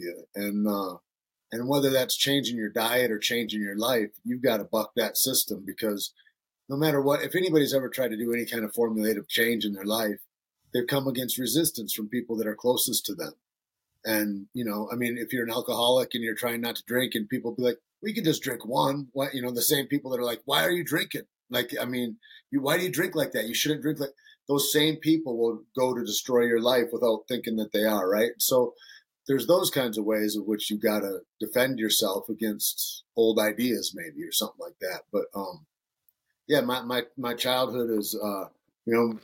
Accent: Alpena, Michigan, United States; moved away; also born or lived in Santa Fe; I grew up in Northern Michigan, up on the shore of Lake Huron, a town called Alpena.

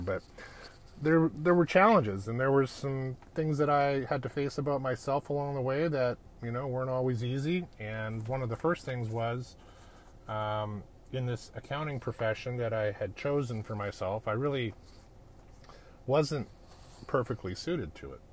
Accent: Edmonton, Alberta, Canada; I'm a Canadian kid. I grew up in uh, a town called Edmonton, Alberta, up in the Great White North

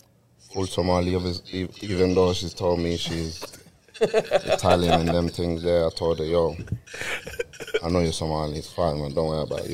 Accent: Burundi; Listen, me, obviously, I'm from Burundi.

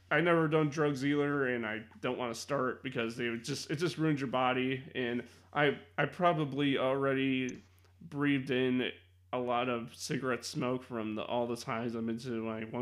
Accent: Chicago, Illinois, United States; I'm from Chicago

